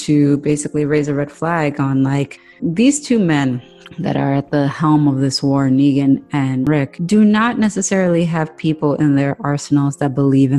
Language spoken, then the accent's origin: English; New York City, New York, United States; We're from the Bronx.